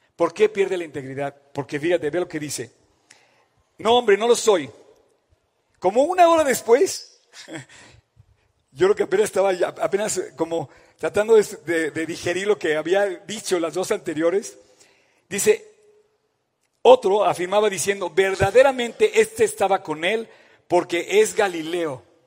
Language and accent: Spanish; Mexico; como mexicanos